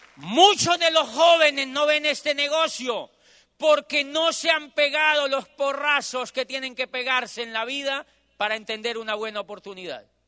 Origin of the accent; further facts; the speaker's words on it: Colombia; moved away as an adult; yo soy de Colombia